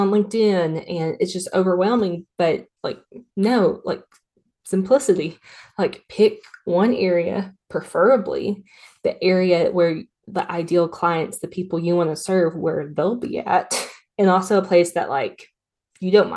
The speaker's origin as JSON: {"language": "English", "region": "Tennessee", "country": "United States", "said": "I'm from Tennessee"}